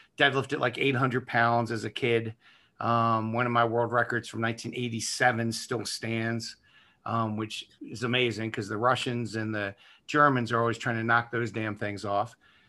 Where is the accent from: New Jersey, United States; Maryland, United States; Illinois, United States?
Maryland, United States; Baltimore; I am from Baltimore, an area of Baltimore called Dundalk that you don't want to drive through in the dark at any time, even if you're from there.